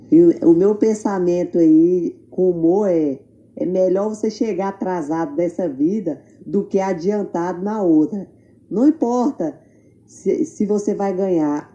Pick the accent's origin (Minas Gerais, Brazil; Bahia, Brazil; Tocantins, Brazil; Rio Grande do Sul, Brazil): Tocantins, Brazil; Lizarda; moved away as an adult; now in Sydney, Australia; Eu sou tocantinense. Nasci em Lizarda, Tocantins. Nasci e me criei lá